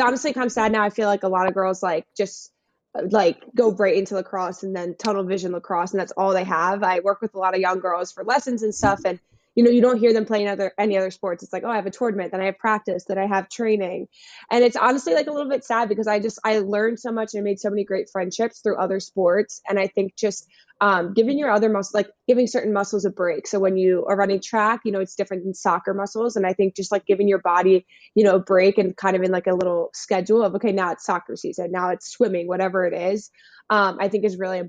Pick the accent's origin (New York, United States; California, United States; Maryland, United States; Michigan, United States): Maryland, United States; Carroll County; I'm from Carroll County, which is northern Maryland. It's about 40 minutes outside Baltimore.